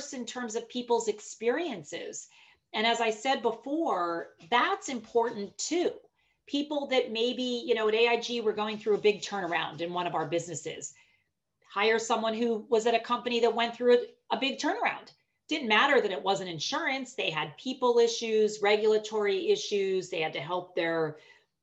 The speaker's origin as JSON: {"language": "English", "town": "Pittsburgh", "region": "Pennsylvania", "country": "United States", "tie": "born or raised there", "said": "I was born and raised in Pittsburgh."}